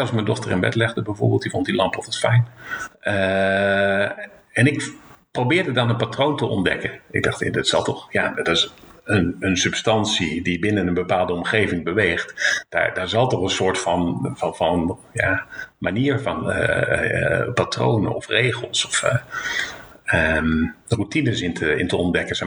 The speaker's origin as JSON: {"language": "Dutch", "region": "Zeeland", "country": "Netherlands", "said": "ik kom uit Zeeland"}